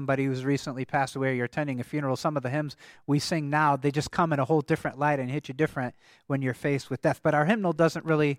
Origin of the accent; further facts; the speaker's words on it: Michigan, United States; And actually, in the congregation I grew up in Michigan, they still used this hymnal. They had a German service until I was in high school.